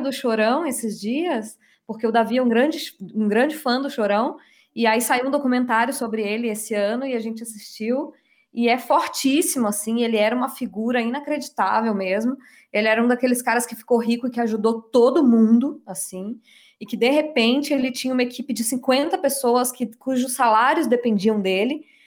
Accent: Minas Gerais, Brazil; eu sou mineira

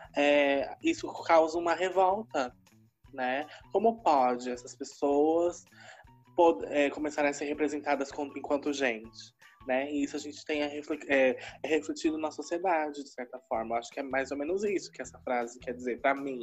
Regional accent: São Paulo, Brazil; moved away as an adult; now in Araraquara, Brazil; Eu sou de São Paulo, sou de Itaquera, né, Zona Oeste mas desde 2016 eu moro em Araraquara

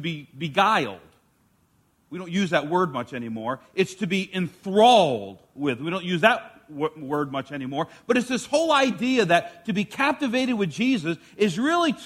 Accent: New York, United States; the school that I grew up in New York, every semester in elementary school would have a square dancing class

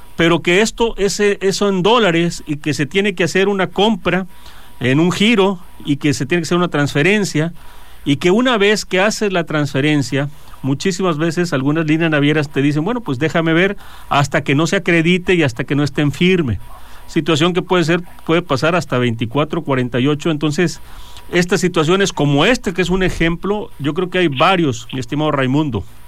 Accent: Mexico; como mexicanos

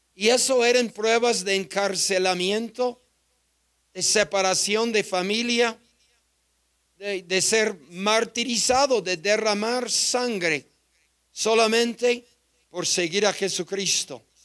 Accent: United States; Spanish is a second language; moved away as an adult; now in Mexico; Yo joven misionero americano, apenas aprendiendo español

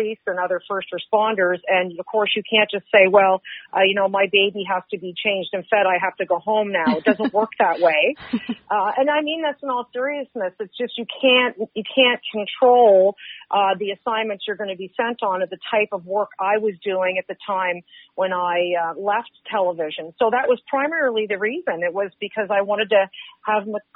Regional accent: Halifax, Nova Scotia, Canada; I grew up in Purcell's Cove, which is a little community just outside the edge of Halifax

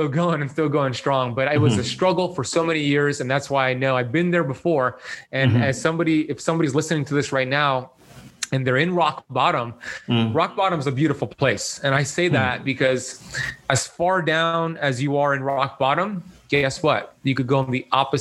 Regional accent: Miami Beach, Florida, United States; I grew up here in Miami Beach, Florida

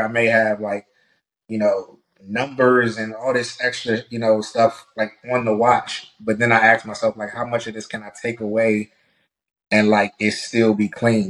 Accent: Prince George's County, Maryland, United States; originally from Prince George's County, Maryland.

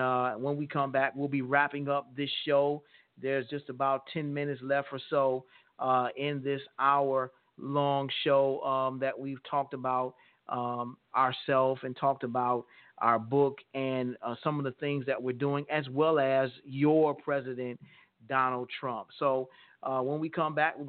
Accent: United States; as an American people

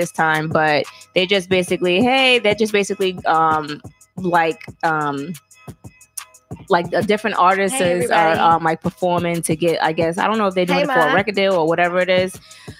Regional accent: Atlanta, Georgia, United States; moved away; I grew up in Atlanta

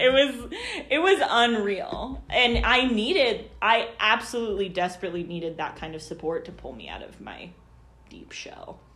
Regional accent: Overland Park, Kansas, United States; also born or lived in California; I'm from Overland Park

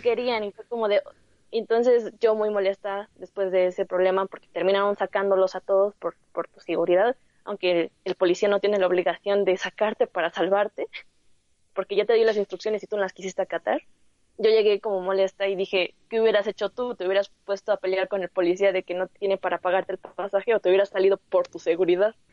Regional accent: Mexico; somos mexicanos

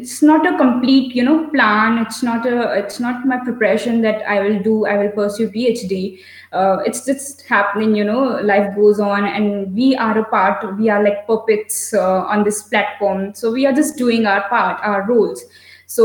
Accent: North India, India; I'm from North India

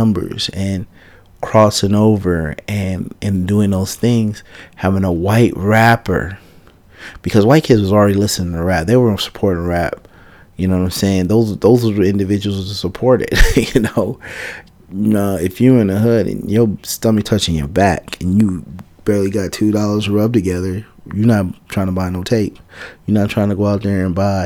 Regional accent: San Francisco, California, United States; I'm from Fillmore, man. I come from Fillmore

